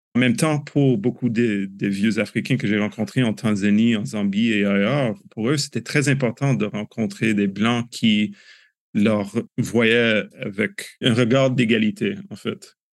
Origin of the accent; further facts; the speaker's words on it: Canada; En tant que Canadien